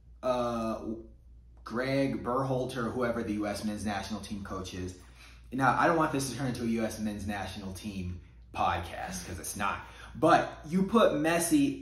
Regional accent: United States; I identify 100% as an American

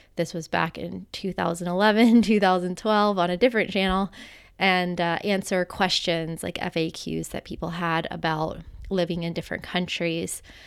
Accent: United States; moved away as an adult; also born or lived in Costa Rica; growing up in the United States

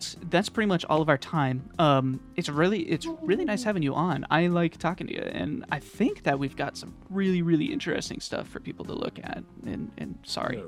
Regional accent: Minnesota, United States; I'm from Minnesota. I'm in the Midwest

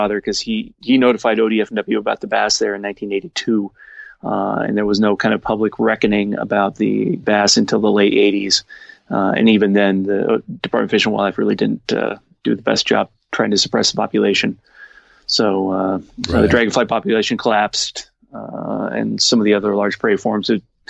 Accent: Portland, Oregon, United States; we grew up in Portland, Oregon

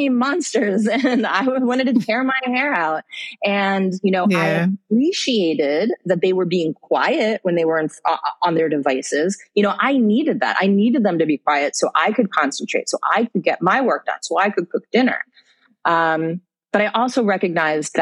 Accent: United States; moved away as an adult; also born or lived in London / Middle East; now in Malaysia; I'm an American, but I live in Malaysia and I've been living there for almost 15 years

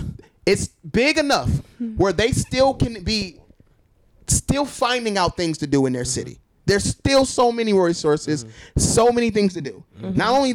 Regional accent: Cleveland, Ohio, United States; I am a proud Cleveland, Ohio, like born and raised.

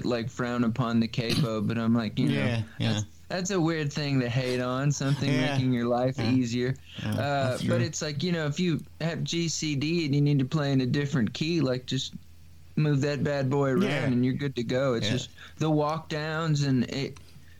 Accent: San Antonio, Texas, United States; moved away as an adult; also born or lived in Nashville; I grew up in San Antonio. I lived here 21 years

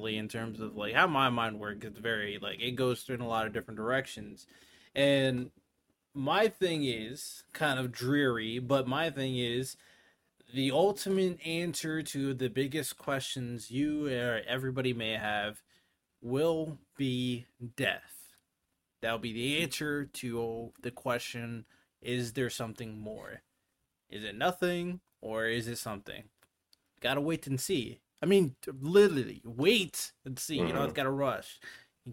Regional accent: United States; I'm American.

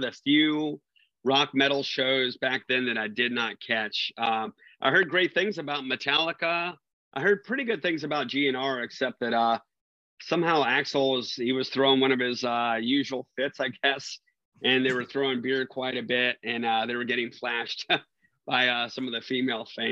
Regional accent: Virginia, United States; I'm from Virginia

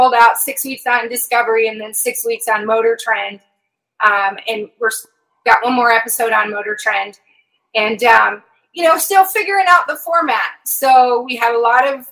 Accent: Nebraska, United States; accent: Midwest; moved away; I'm from Nebraska

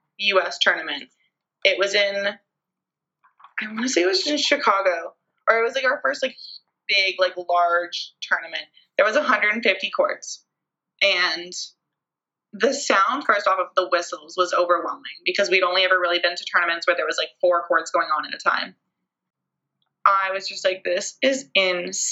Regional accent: Canada; being Canadian

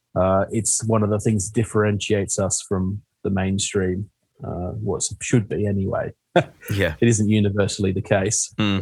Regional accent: Western Australia, Australia; moved away as an adult; now in United Kingdom; I'm from Western Australia

